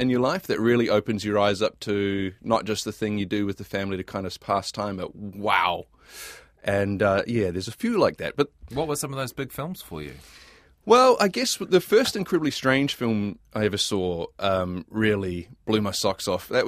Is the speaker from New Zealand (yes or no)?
yes; Hamilton, Waikato, New Zealand; I remember growing up in Hamilton